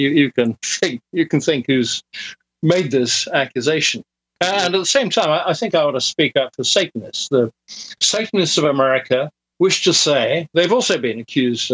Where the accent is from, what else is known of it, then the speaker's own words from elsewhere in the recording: United Kingdom; moved away as an adult; also born or lived in Dallas, Texas; I am British